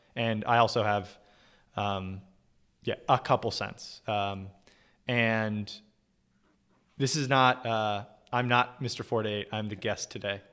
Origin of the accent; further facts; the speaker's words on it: Orange County, Southern California, United States; moved away as an adult; also born or lived in New York City; I am from Southern California originally, uh, specifically Orange County